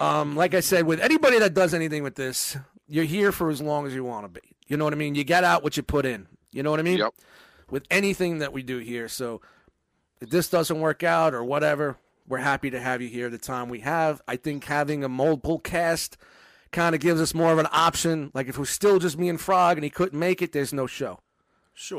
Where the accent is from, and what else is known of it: New York City, New York, United States; born or raised there